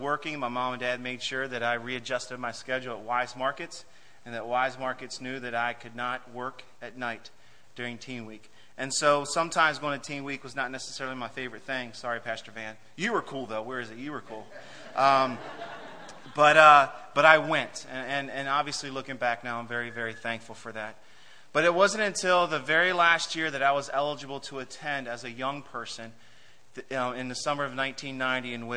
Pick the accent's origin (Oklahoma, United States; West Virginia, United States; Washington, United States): West Virginia, United States; moved away as an adult; now in Germany; West Virginia, that's my home. That's where I was born and raised and spent the first 26 years of my life